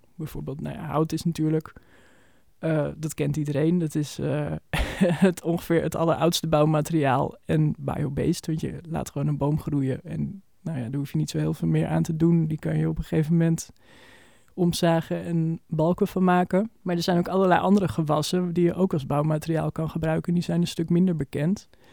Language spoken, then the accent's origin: Dutch; Almere, Flevoland, Netherlands; now in Amsterdam, Netherlands; we zijn allebei opgegroeid in Almere